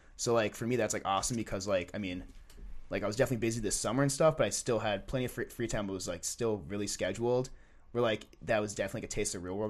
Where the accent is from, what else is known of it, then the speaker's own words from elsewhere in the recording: Maple Grove, Minnesota, United States; from Minnesota. Uh, went to Rockford. I'm from Maple Grove